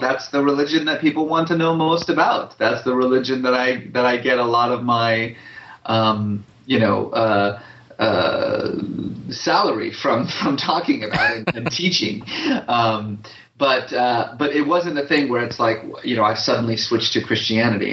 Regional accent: Bay Area, California, United States; also born or lived in Iran; I grew up mostly in the Bay Area

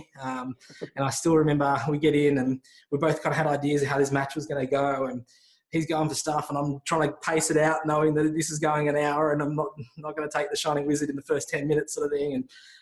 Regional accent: Melbourne, Victoria, Australia; now in Sydney, Australia; I grew up in Melbourne, and Melbourne is a sports mad town

